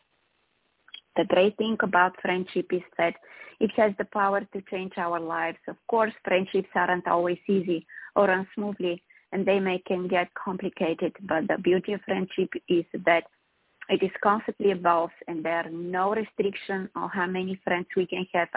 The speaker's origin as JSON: {"language": "English", "town": "Sofia", "region": "Sofia City", "country": "Bulgaria", "tie": "born or raised there", "moved": "yes", "lives_now": "United States", "said": "I'm from Eastern Europe originally, from Bulgaria, from the capital, Sofia, born and raised there"}